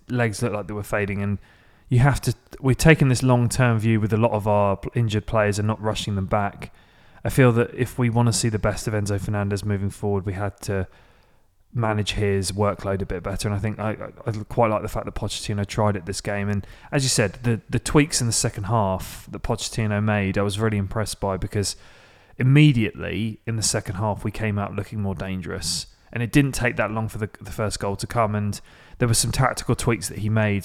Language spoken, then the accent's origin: English; England, United Kingdom; now in Nashville, United States; as an English person